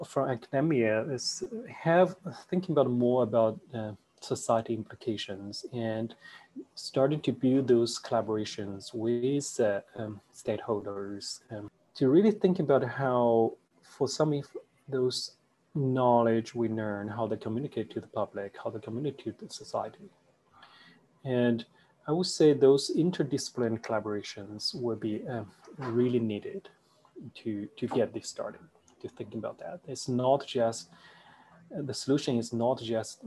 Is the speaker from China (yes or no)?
yes; China; moved away as an adult; also born or lived in United States; I grew up in China